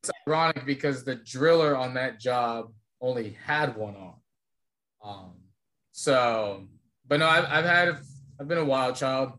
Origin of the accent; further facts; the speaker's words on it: Phoenix, Arizona, United States; now in Texas, United States; I come from Phoenix